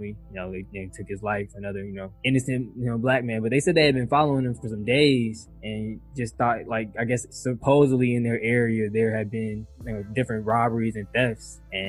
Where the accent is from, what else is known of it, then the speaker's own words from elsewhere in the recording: Atlanta, Georgia, United States; I'm a Metro Atlanta City kid